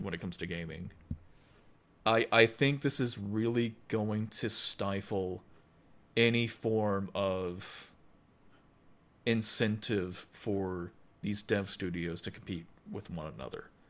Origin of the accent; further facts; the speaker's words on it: United States; I'm an American. I'm not, you know, I'm not Irish